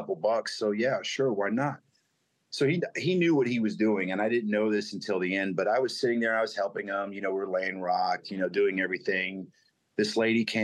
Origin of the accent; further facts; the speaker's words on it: South Florida, United States; also born or lived in Grand Rapids, Michigan / Tennessee; my childhood growing up all the way to, you know, honestly till now, it's always been South Florida or the Florida region.